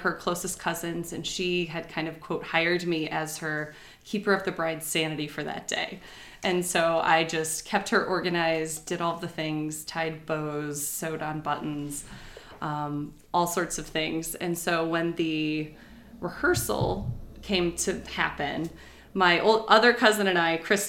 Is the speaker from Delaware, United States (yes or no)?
no; Cedar Rapids, Iowa, United States; now in Morrison, United States; I grew up in Cedar Rapids and then went to school at University of Iowa.